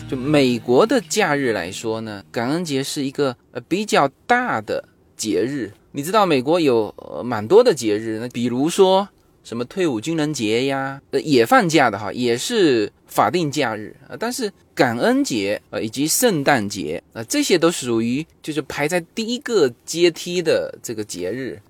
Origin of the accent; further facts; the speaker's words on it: Fuzhou, Fujian, China; now in United States; 我们福州话，因为福州话是古汉语嘛